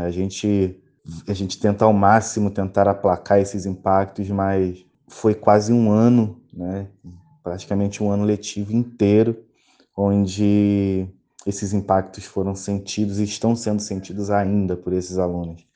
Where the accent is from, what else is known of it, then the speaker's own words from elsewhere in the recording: Rio de Janeiro, Brazil; Sou do Rio de Janeiro, sou professor de História